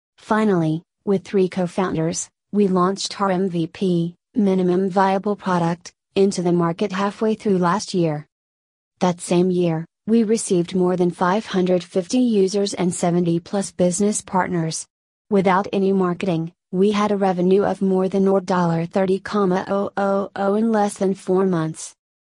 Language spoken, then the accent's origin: English; Malaysia; Growing up in Malaysia, I didn't get much support to embark on the entrepreneurial journey immediately after graduation.